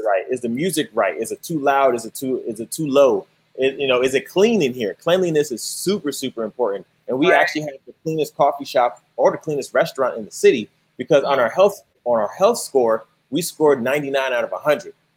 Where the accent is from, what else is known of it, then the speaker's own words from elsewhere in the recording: Chicago, Illinois, United States; moved away; I'm actually from Chicago.